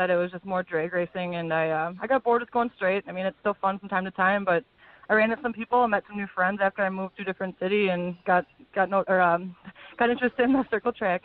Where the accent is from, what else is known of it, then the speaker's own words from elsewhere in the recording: Farmington, Minnesota, United States; I'm from Farmington, Minnesota. I was actually born in Minneapolis, but I live down here now